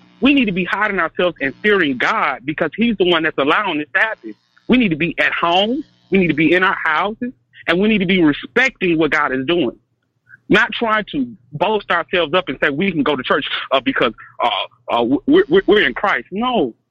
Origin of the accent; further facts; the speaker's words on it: the South, United States; I'm also from the South.